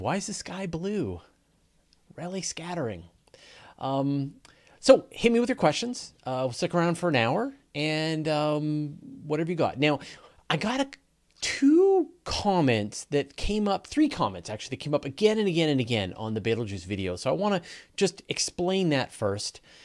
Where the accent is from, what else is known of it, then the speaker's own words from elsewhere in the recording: Canada; accent: Canadian; I'm Canadian and I pronounce everything wrong